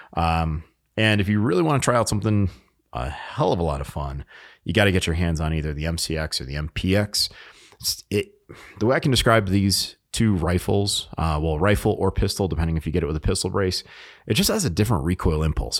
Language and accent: English; New England, United States; moved away; I was born in New England, and I spent a lot of time up in New Hampshire